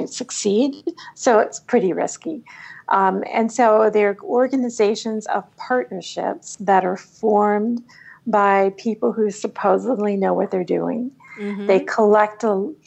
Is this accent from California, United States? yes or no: no; Washington, District of Columbia, United States; also born or lived in Alaska; I moved to Washington, D.C. and grew up with a government academic point of view